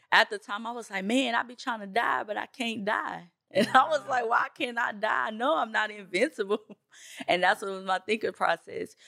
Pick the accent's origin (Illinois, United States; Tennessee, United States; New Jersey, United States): Tennessee, United States; Nashville; also born or lived in Bronx, New York; I am from Nashville, Tennessee. I was born in the Bronx, New York. That's where my family is from